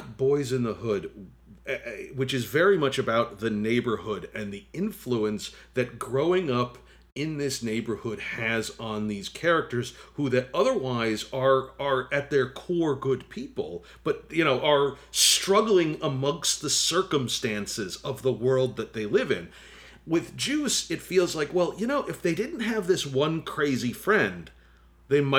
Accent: New Jersey, United States; I grew up in New Jersey

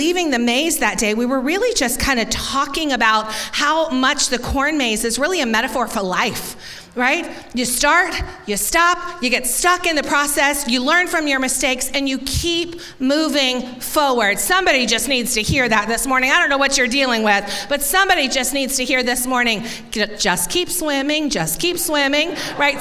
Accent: Tampa, Florida, United States; growing up in Tampa, I had never experienced a corn maze

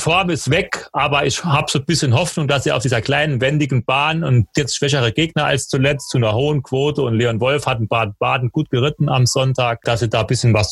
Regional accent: Nottingham, East Midlands, United Kingdom; Ja, Nottingham vielleicht, meine Heimatstadt.

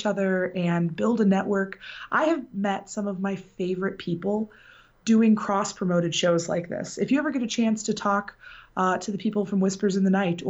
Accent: Benton Harbor, Michigan, United States; I am from Benton Harbor, Michigan, which is in the southwest corner of the state

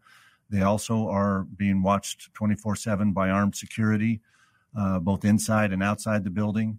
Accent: Arizona, United States; I'm born and raised in Arizona. I have a degree in accounting from Arizona State University.

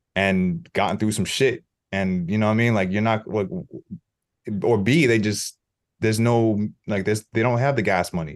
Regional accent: New York City, New York, United States; as a New Yorker

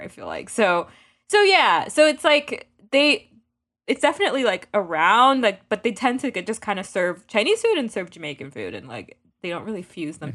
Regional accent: Miami, Florida, United States; where we grew up in Miami

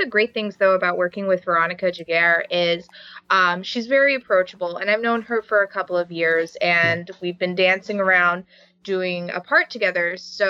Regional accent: North West England, United Kingdom; accent: English; everybody wanted my English accent. Right. Which is like, okay. So this was the first real big part that I was able to use my natural voice for.

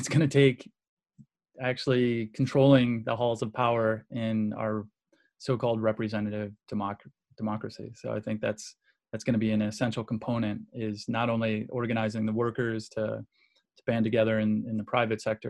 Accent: Midwest, United States; I grew up in Midwest

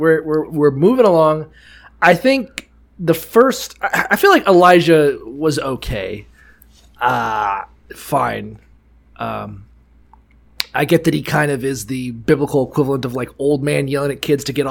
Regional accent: Dayton, Ohio, United States; Now, I'm from Dayton, Ohio. I spent some time in Dayton, Ohio, and fuck Columbus, Ohio.

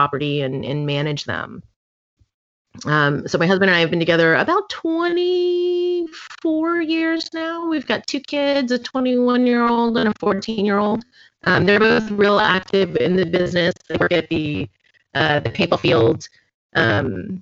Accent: Florida, United States; now in Houston, United States; I grew up in Florida.

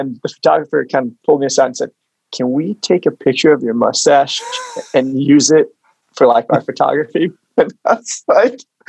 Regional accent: Oklahoma, United States; I'm from Oklahoma

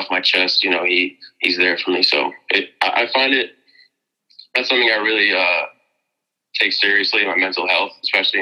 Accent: Mamaroneck, New York, United States; my hometown, Amerenek, New York

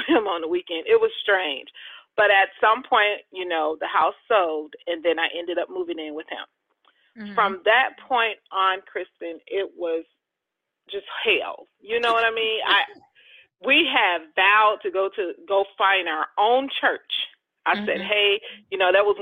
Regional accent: outside of Chicago, Illinois, United States; also born or lived in Jackson, Mississippi / Arizona; now in Georgia, United States; raised outside of Chicago

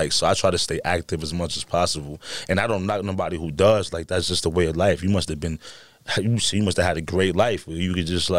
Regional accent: Bronx, New York, United States; Like, I lived on 175 McCombs, so we, like, took the 4 line all the way down

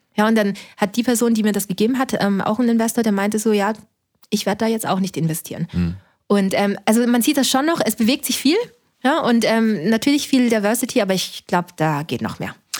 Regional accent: Linz, Upper Austria, Austria; now in Berlin, Germany; Ich bin in Österreich schon geboren

